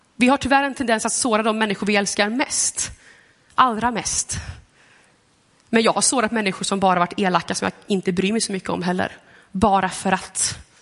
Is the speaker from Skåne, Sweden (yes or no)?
no; Gothenburg, Västra Götaland, Sweden; now in Lidköping, Sweden; Jag kommer från Göteborg.